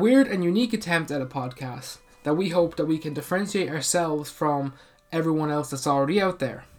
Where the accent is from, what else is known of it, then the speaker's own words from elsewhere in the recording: Ireland; So, we're two Irish people, Irish brothers, pretty much. And we want to talk about the culture that we grew up in.